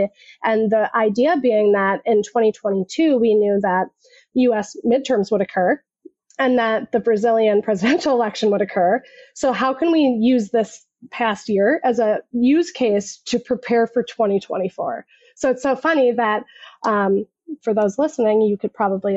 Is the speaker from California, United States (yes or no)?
no; Minnesota, United States; I'm just somebody from Minnesota.